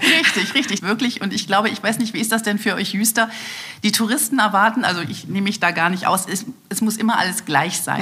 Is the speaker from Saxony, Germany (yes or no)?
no; Aachen, North Rhine-Westphalia, Germany; also born or lived in Düsseldorf; geboren wurde ich in Düsseldorf, aber ich habe dort nur die ersten drei Tage meines Lebens verbracht und danach brachten meine Eltern mich nach Aachen, wo meine Familie mittlerweile wohnte und ich betrachte mich als Uraachener als Öschermädchen.